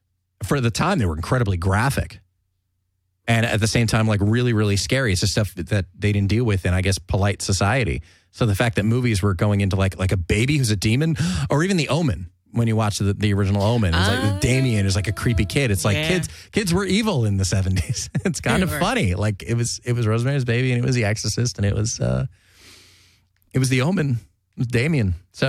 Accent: California, United States; especially growing up in Southern California and going to the beach, going to the ocean.

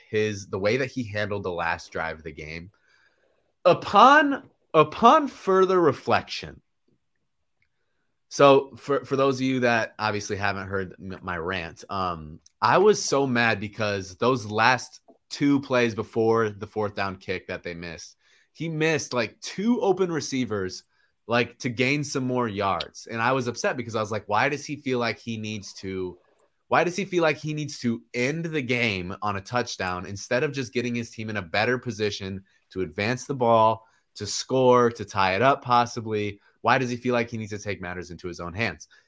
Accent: Kansas City, Missouri, United States; my hometown Kansas City Chiefs

